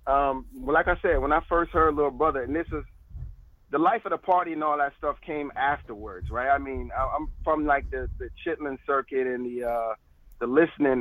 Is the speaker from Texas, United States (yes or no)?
no; Florida, United States; I'm from Florida